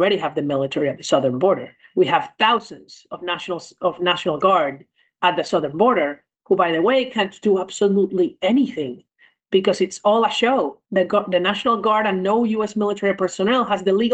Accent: Venezuela; moved away as an adult; now in New York City, United States; I'm originally from Venezuela

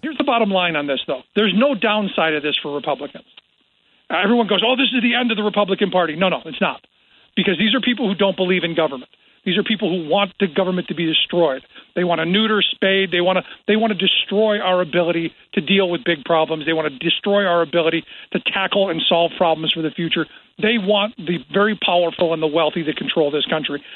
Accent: Cleveland, Ohio, United States; I grew up in Cleveland, which was basically the home of both of those things

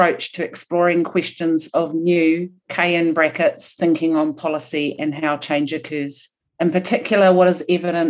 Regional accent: New Zealand; first language Maori; English is a second language

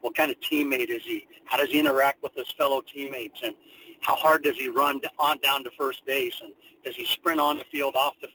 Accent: California, United States; now in Kansas, United States; I'm a Californian myself

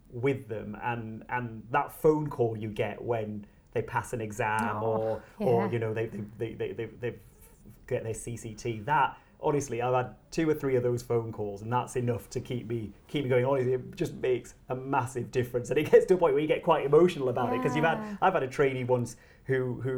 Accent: Bradford, Yorkshire and the Humber, United Kingdom; I was born in Bradford, which sometimes gets a bad press

